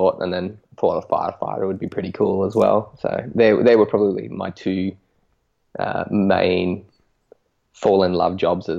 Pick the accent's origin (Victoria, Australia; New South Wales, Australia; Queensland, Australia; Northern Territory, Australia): Northern Territory, Australia; moved away; also born or lived in Canberra, Australian Capital Territory; So I'm 26 now. I grew up, born and raised in the Northern Territory, so the top half of Australia that's stinking hot.